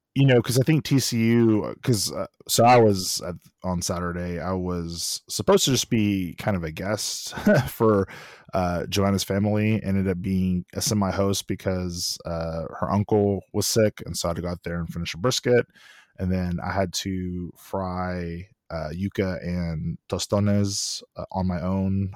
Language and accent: English; Austin, Texas, United States; also born or lived in College Station; I'm born and raised in Austin, so live in Austin